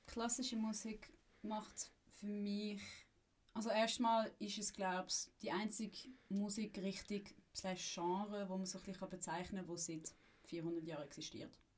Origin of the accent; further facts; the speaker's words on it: Zurich, Switzerland; also born or lived in Frankfurt am Main, Germany; Schweizer Eltern, meine Mutter ist Schweizerin, mein Vater ist Deutsch-Franzos. Ähm, bin dann aber relativ schnell in die Schweiz gezügelt und bin eigentlich die meiste Zeit in Zürich aufgewachsen.